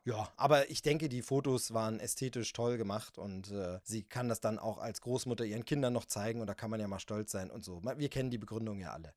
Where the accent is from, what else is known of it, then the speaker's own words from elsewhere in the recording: East Germany, Germany; als Ossi